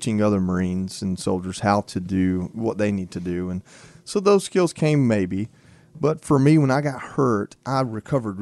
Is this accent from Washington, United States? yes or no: no; Dalton, Georgia, United States; moved away; my hometown. I talk about Dalton, Georgia all the time